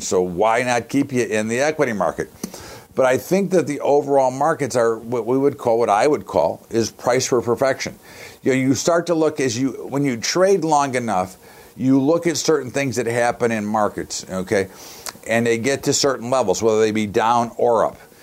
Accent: United States; as an American

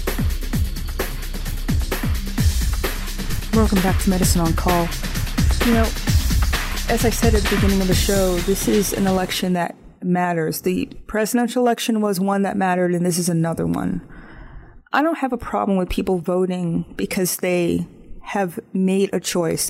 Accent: United States; I live in the United States. I'm not a South African. I'm not a Canadian. And I have certain norms that I grew up with that makes me proud of my country.

